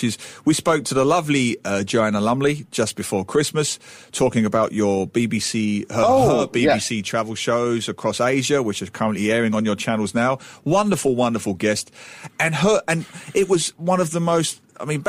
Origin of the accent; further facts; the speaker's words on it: United Kingdom; moved away as an adult; now in Singapore; As a Brit